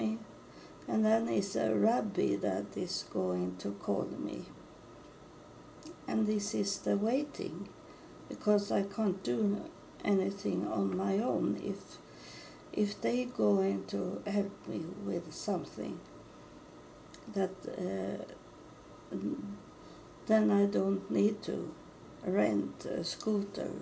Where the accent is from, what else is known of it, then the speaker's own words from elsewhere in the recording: Sweden; English is a second language; I'm coming from Sweden